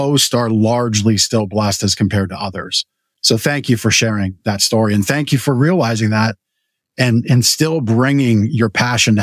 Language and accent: English; Canada; now in United States; I was born in Canada and lived here with green card